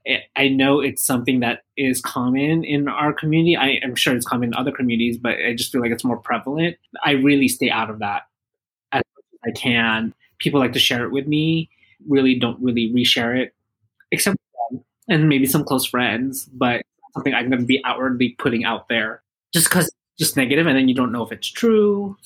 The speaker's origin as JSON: {"language": "English", "country": "Philippines", "said": "Yeah, you know, like obviously, you know, with Filipinos, we're all about family, although there is drama within the family."}